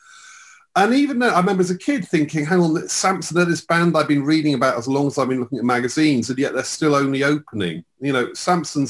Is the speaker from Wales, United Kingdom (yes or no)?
no; Slough, South East England, United Kingdom; I grew up in Slough